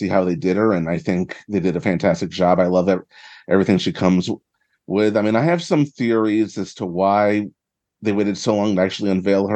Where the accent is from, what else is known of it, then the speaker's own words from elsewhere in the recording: New York, United States; As a New Yorker